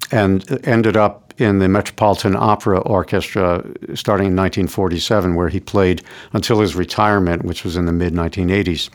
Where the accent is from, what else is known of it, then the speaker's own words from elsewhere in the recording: New York City, New York, United States; also born or lived in Florida; I grew up in New York City. I've lived here my whole life